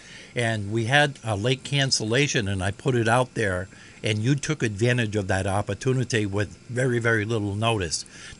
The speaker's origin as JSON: {"language": "English", "town": "Mapleville", "region": "Rhode Island", "country": "United States", "tie": "born or raised there", "said": "Growing up in Mapleville on the Barber Farm with the McLean Farm right next door to me, I grew up with cows and bulls"}